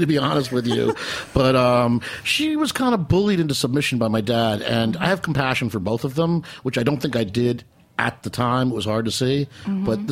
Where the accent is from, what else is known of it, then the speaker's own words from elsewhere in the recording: Metuchen, New Jersey, United States; Metuchen, New Jersey, my hometown